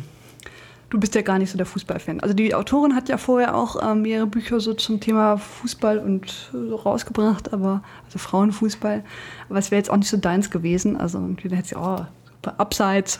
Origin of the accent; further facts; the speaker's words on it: Braunschweig, Lower Saxony, Germany; Ich komme ja aus Braunschweig